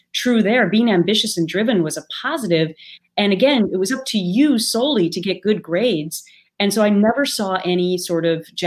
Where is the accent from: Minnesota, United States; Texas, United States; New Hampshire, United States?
Minnesota, United States; accent: Minnesota; my Minnesota accent